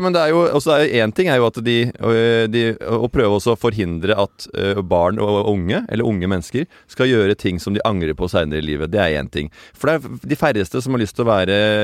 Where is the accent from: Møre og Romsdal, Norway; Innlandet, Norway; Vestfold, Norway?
Vestfold, Norway; Tønsberg; jeg er født i skjærgården i Tønsberg